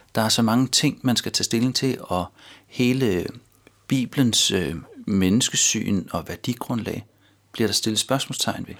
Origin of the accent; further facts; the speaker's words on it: North Zealand, Capital Region of Denmark, Denmark; moved away as an adult; now in Copenhagen, Denmark; jeg stammer fra Nordsjælland